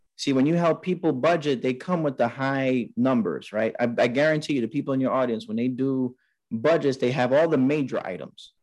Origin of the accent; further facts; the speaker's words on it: New York City, New York, United States; growing up in Queens, New York